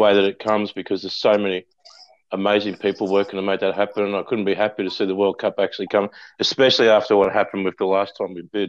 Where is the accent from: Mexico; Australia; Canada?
Australia; Queensland; it reminds me of being a boy growing up in Queensland. I think one of the best things about growing up a Queenslander was that I was able to fall in love with four codes of football